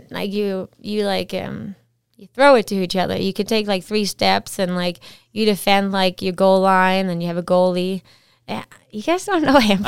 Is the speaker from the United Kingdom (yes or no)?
no; Esbjerg, Southern Denmark, Denmark; moved away as an adult; also born or lived in Whistler, Canada; now in Canada; I'm from a town called Esbjerg. It's like on, on on the water an hour and a half from Germany. And yeah, I grew up there and lived there till I was about twenty